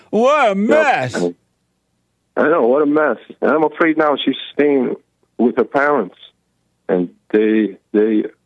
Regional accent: Russia; moved away; my my parents don't speak English that well. We're from Russia originally.

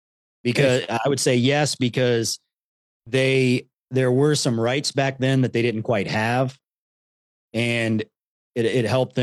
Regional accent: Columbus, Ohio, United States; growing up in Columbus, Ohio, it's a very mixed city. I grew up with a lot of friends, you know, of all different cultures and ethnicities.

